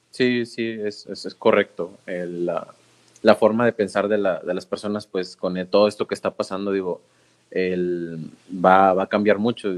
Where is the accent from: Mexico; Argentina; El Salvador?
Mexico